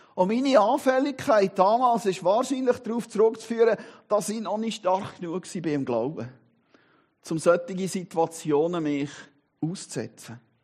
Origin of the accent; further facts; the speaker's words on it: Switzerland; bin Schweizer und Christ